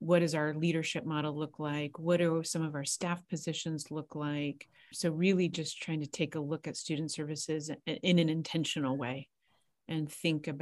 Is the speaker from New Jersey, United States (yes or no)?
no; Santa Barbara, California, United States; also born or lived in Los Angeles; born and raised in Santa Barbara, went to Santa Barbara High.